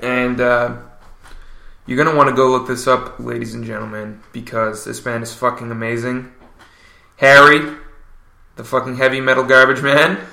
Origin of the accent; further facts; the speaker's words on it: Newfoundland and Labrador, Canada; now in Montreal, Canada; we're from Newfoundland and live in Montreal.